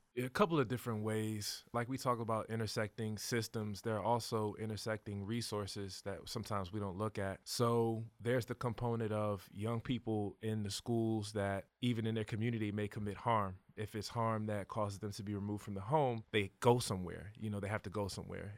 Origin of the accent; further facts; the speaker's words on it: Hampton, Virginia, United States; also born or lived in York County, Virginia; now in Richmond, United States; I know the difference in the systems growing up in Hampton